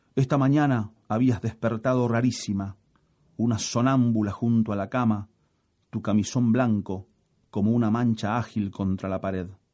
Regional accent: Rosario, Santa Fe, Argentina; nací en Rosario, tengo 54 años

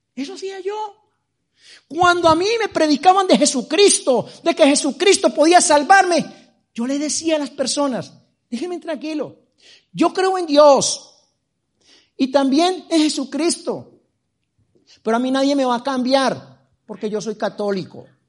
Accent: Medellín, Antioquia, Colombia; now in Madrid, Spain; Nací en Medellín

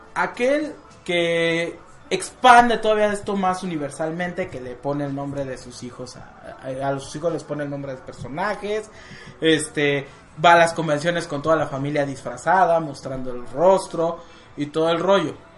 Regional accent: Mexico; Aquí en México

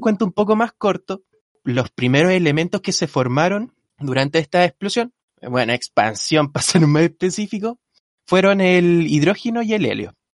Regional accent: Rancagua, O'Higgins, Chile; moved away; soy de Rancagua yo

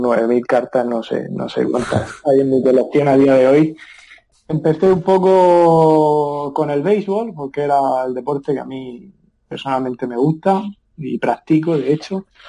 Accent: Murcia, Region of Murcia, Spain; also born or lived in Seattle, United States; soy de Murcia

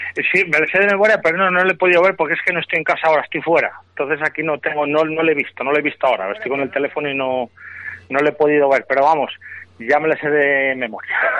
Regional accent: Nava del Rey, Castile and León, Spain

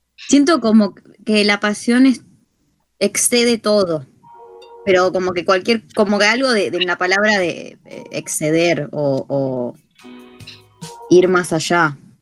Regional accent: Argentina; soy eh, argentinísima, argentinidad al palo

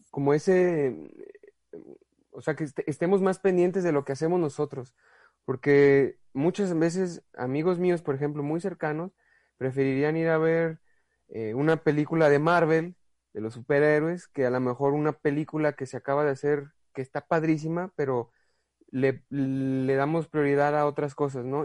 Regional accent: Guadalajara, Jalisco, Mexico; soy de Guadalajara

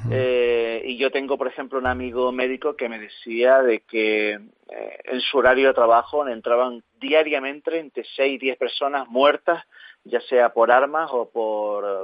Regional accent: Canary Islands, Spain; siendo canario, con la vinculación importante que hay entre Canarias y Venezuela, pues...

